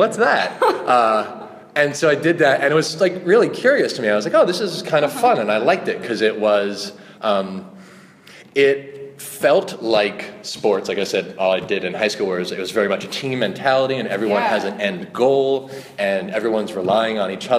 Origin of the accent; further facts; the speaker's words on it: Long Island, New York, United States; accent: New York; because I'm from Long Island and I had an awful New York accent and I mumbled and I spoke really fast and I was just incomprehensible.